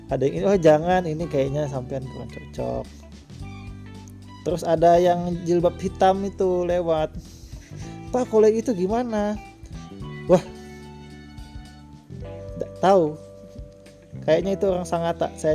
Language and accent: Indonesian; Samarinda, East Kalimantan, Indonesia; dulu kebetulan saya ini orang Samarinda saya terus mencari jodoh